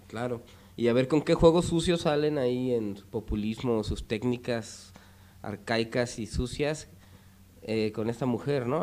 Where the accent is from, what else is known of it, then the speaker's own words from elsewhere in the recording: Jerez, Zacatecas, Mexico; yo nací en Jerez